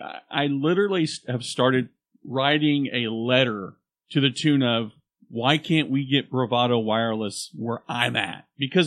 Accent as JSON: {"language": "English", "region": "Oklahoma", "country": "United States", "said": "y'all are from Oklahoma. We're like, yeah."}